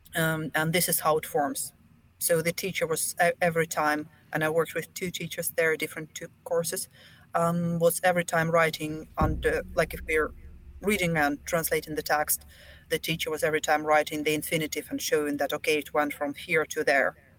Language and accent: English; Belarus; first language Russian; English is a second language; moved away as an adult; now in Finland; I'm from Belarus, so we have two national languages, Russian and Belarusian.